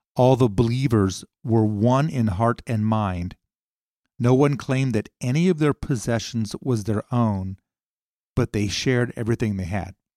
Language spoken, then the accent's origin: English; the North, Northern United States, United States; we Northerners